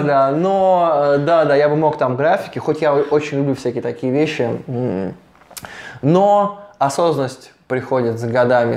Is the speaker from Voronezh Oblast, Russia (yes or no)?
yes; Voronezh, Voronezh Oblast, Russia; also born or lived in Saint Petersburg / Montenegro; я художник из Воронежа, мы занимаемся вообще развитием Воронежа.